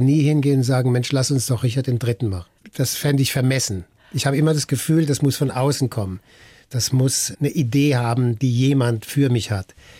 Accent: Mannheim, Baden-Württemberg, Germany; ich komme aus Mannheim

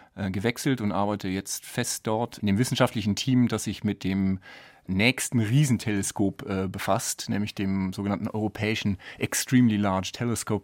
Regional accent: Düsseldorf, North Rhine-Westphalia, Germany; moved away as an adult; also born or lived in Bonn / Sydney, Australia / St Andrews, Scotland / Edinburgh, Scotland; now in Garching, Germany; Ich komme ursprünglich aus Düsseldorf

